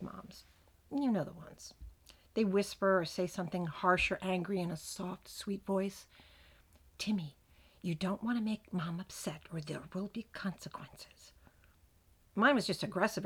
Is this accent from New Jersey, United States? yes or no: yes; New Jersey, United States; I was born here in New Jersey, and so was my mom